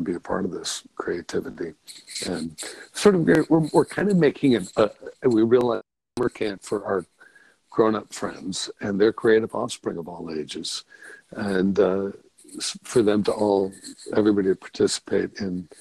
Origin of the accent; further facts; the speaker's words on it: New England, United States; moved away as an adult; also born or lived in California; now in Maine, United States; I grew up on the East Coast, sort of a New Englander.